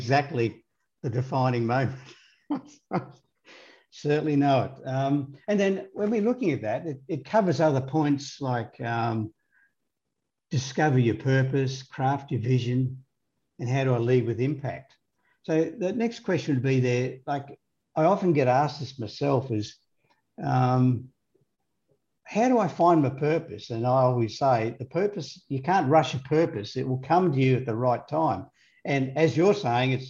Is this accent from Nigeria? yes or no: no; Australia; being an Australian myself